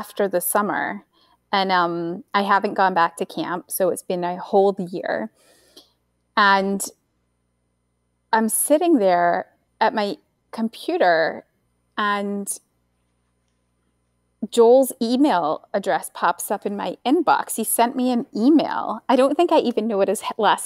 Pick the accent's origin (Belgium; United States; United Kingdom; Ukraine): United Kingdom; Scotland; moved away; I was the only, like, one of two Scottish people on camp, right, in 2001